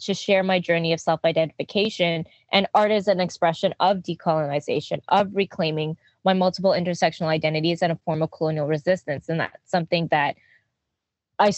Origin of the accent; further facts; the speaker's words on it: Quebec, Canada; growing up in Quebec, Jojogé, which is colloquially known as Quebec, Montréal.